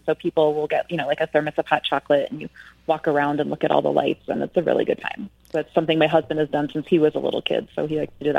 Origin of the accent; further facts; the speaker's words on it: Wisconsin, United States; now in El Paso, United States; So I grew up in Wisconsin, and it's frigid. So what I love about Texas is that over the holidays, it's perfect hiking weather.